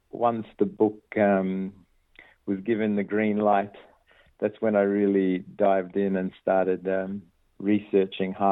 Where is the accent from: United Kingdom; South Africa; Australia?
Australia; Perth, Western Australia; born there; So the Maltese heritage is on my dad's side and um, a lot of I was born in Perth and a lot of his family are in Perth